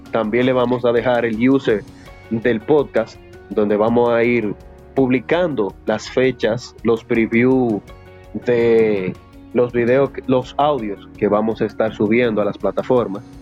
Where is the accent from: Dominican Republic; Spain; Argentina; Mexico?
Dominican Republic; 50 viralata, lata viralata, como todo dominicano.